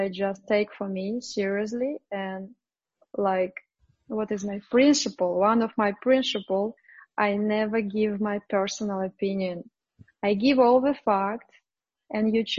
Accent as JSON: {"language": "English", "region": "Moscow", "country": "Russia", "tie": "born or raised there", "second_language": "English", "said": "I was born in Moscow"}